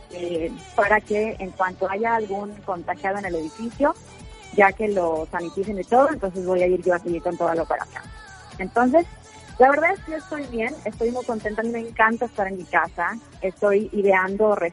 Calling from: Peachtree City, Georgia, United States; Estoy en Peachtree City, Georgia, que es una ciudad a 30 millas al sur de Atlanta.

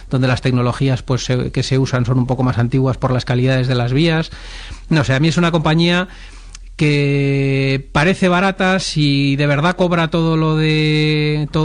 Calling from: Madrid, Community of Madrid, Spain; Hola, buenas tardes. … de Madrid

